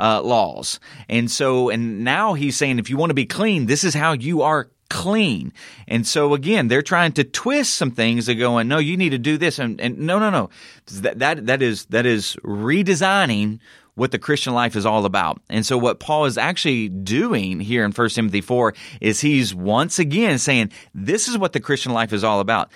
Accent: Southern United States, United States; accent: Southern; my Southern accent

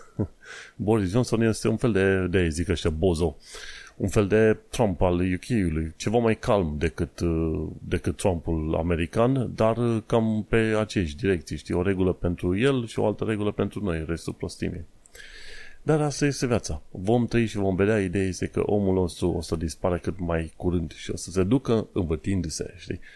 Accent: Romania; now in London, United Kingdom; sunt român

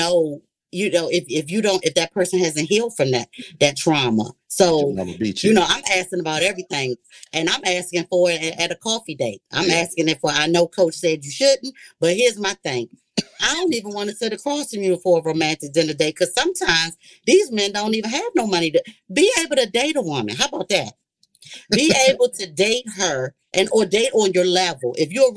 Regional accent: Washington, District of Columbia, United States; I'm from the Washington, D.C. area

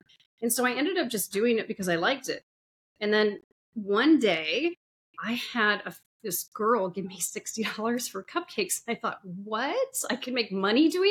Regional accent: Sun Valley, Idaho, United States; moved away as an adult; now in Indiana, United States; I grew up in Sun Valley, Idaho. I lived there for about 30 some years on and off

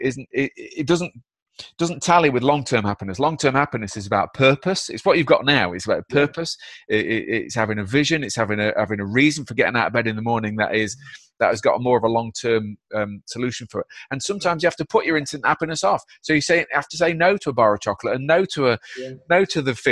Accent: Derby, East Midlands, United Kingdom; I'm from Derby, mate. It's not a hotbed of happiness

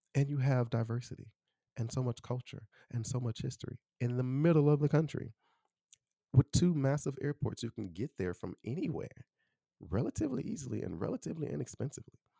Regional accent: Chicago, Illinois, United States; moved away as an adult; also born or lived in Taiwan; now in Austin, United States; I'm from Chicago.

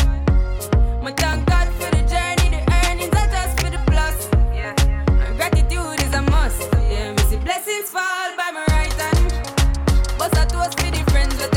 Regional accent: Spanish Town, Saint Catherine, Jamaica; also born or lived in St. Andrew, Jamaica; But I was raised in Spanish Town.

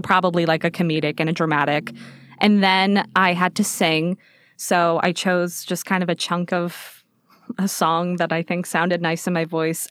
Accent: Las Vegas, Nevada, United States; moved away; I grew up in Vegas. I was born and raised there.

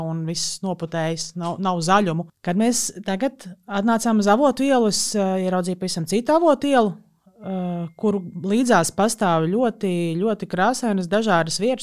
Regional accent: Riga, Latvia; Pati es bērnību pavadīju Čengragā

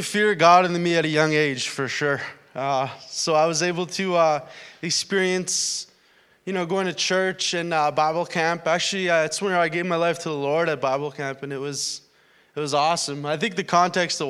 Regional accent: Winnipeg, Manitoba, Canada; moved away as an adult; now in Thunder Bay, Canada; I came from the Winnipeg area.

